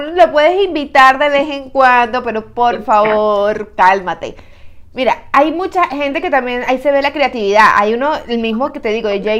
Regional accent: Caracas, Capital District, Venezuela; now in United States; en mi país, en mi ciudad

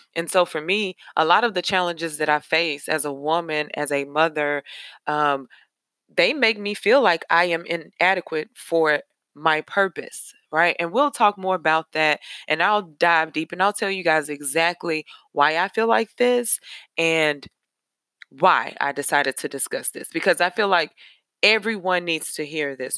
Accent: Nashville, Tennessee, United States; I am from Nashville, Tennessee. I'm a Nashville native.

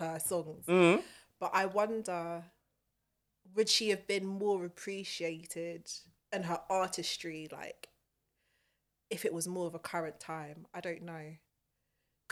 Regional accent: Croydon, London, United Kingdom; But I'm from South. Born and raised. You understand? Croydon.

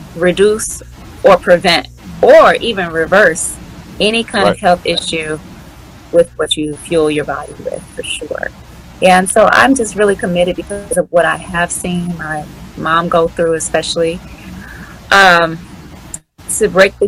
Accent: Washington, District of Columbia, United States; moved away; I am from the Washington, D.C. area. And so usually around the holidays, I come back home

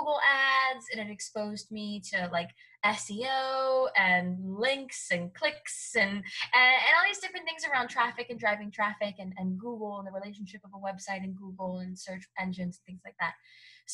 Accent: Hialeah, Florida, United States; Cuban. And I grew up in Miami. So Hialeah, Florida

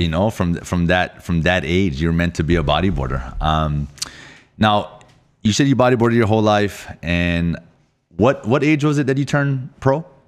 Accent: Oahu, Hawaii, United States; I'm from Oahu

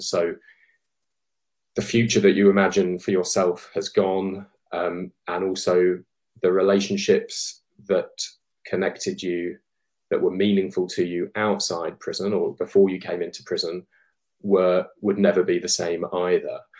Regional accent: Colchester, East of England, United Kingdom; where I grew up in Colchester

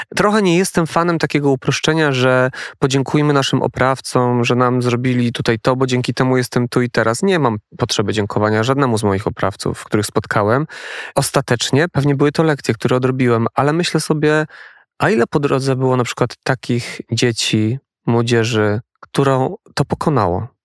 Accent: Poland; accent: góral; now in Warsaw, Poland; jestem ze wsi a jestem ze wsi. Ja małej też. wioski góralskiej

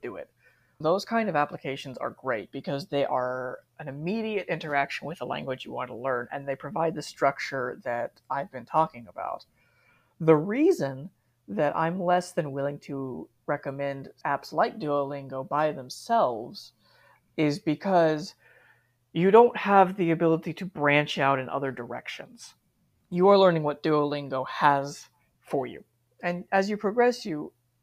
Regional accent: United States; moved away as an adult; now in Japan; I was raised in America. I'm never going to be able to stop thinking completely like an American

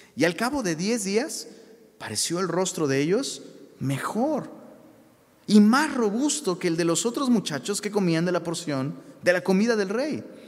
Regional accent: Taxco, Guerrero, Mexico; moved away; allá en la ciudad de Tasco, de donde soy originario.

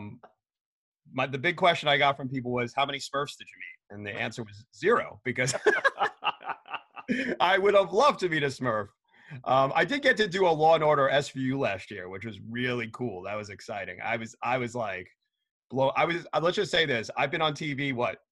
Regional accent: New York City, New York, United States; I grew up in New York City in Queens

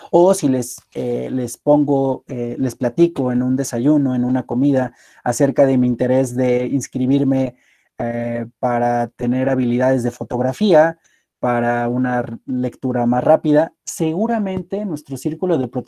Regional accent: Apizaco, Tlaxcala, Mexico; also born or lived in Puebla; Yo soy originario de Apizaco y me encanta. Viví muchos años en Apisaco, estudié en la ciudad de Puebla y posteriormente por mis actividades laborales he estado viviendo eh, en más de siete estados de la República.

